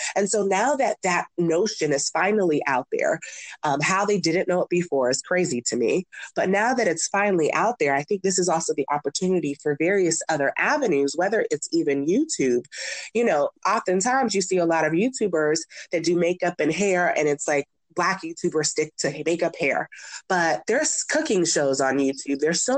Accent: Nigeria; seeing that I'm Nigerian, I sometimes get a little upset about Black Panther

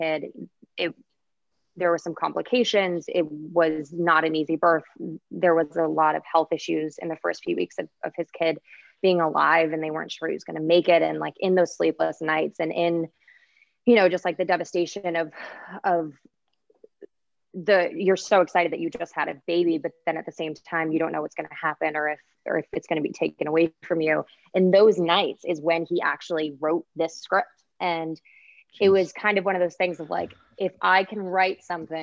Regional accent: Midwest, United States; I'm an Irish girl from the Midwest, or I'm a Catholic girl from the Midwest

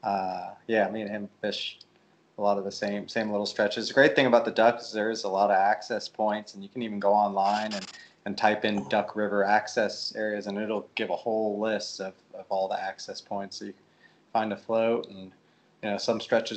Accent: California, United States; moved away as an adult; now in Nashville, United States; I'm from California originally. Grew up there

